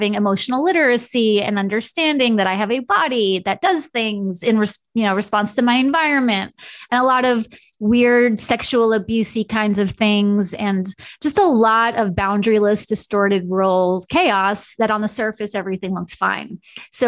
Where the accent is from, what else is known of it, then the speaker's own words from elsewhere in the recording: Long Island, New York, United States; also born or lived in California; now in Kansas City, United States; I grew up in a very stereotypical Long Island Jewish family situation